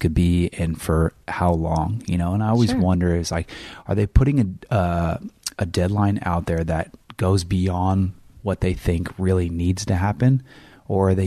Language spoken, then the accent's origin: English; Northern California, United States; moved away; I came from Northern California